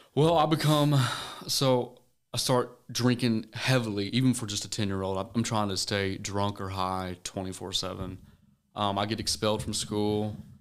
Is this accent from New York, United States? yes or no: no; Pleasant Hill, Missouri, United States; I'm from a small town called Pleasant Hill, Missouri. Um, you probably tell it by my accent, but, and my dad's from Tennessee, so I got a blend of both worlds.